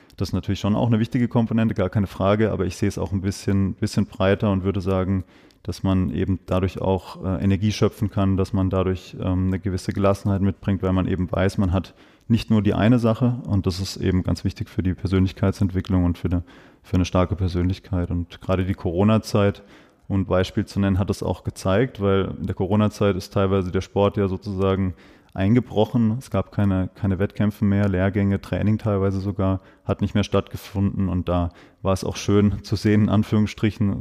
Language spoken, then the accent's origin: German; Breisach, Baden-Württemberg, Germany; also born or lived in Freiburg; ich bin zwar in Freiburg geboren, ich bin ein Freiburger Bobbele, wie man, wie man so schön sagt. Ich bin im St. Elisabethen Krankenhaus zur Welt gekommen, bin aber in Breisach, Breisach-Niederremsingen aufgewachsen